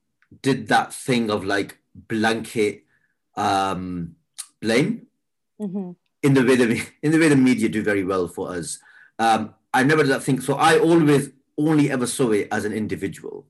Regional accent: the north of England, United Kingdom; we were from up north.

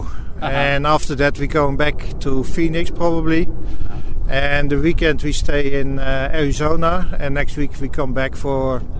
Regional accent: Netherlands; Me too, from the Netherlands.

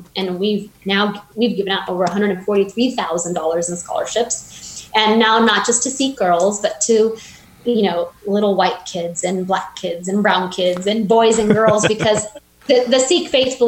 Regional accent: Fresno, California, United States; now in Bakersfield, United States; I moved to Kern County when I was 11, so Central Valley kid.

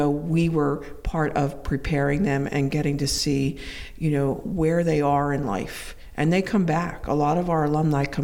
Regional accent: Philadelphia, Pennsylvania, United States; I grew up in the Archdiocese of Philadelphia

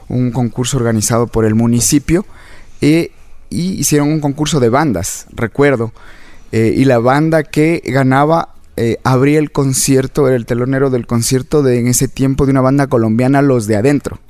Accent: Quito, Pichincha, Ecuador; yo nací acá en Quito

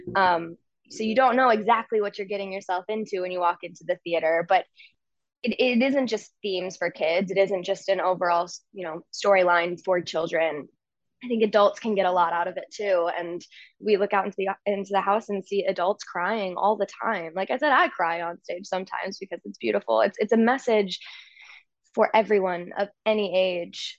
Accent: St. Louis, Missouri, United States; moved away; one of my best friends growing up in Saint Louis

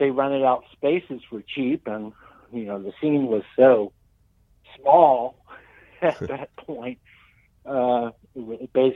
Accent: Northern Virginia, United States; also born or lived in Richmond, Virginia; We're all from Northern Virginia. And then we started playing when we came to college in 1984.

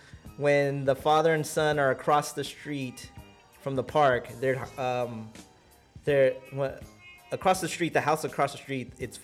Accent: San Diego, California, United States; moved away; San Diego, born and raised.

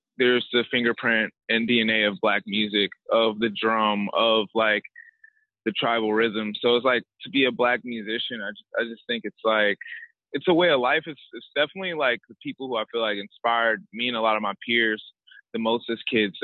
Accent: Redan, Georgia, United States; When I was growing up in Atlanta

